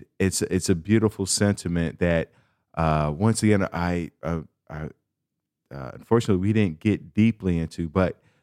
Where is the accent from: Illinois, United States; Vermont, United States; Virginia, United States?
Illinois, United States; Chicago; I'm from Chicago, a major city